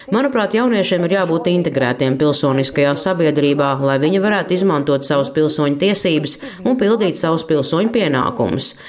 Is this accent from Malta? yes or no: yes; Malta; es nāku no Maltas, kas saskaņā ar konstitūciju ir neitrāla valsts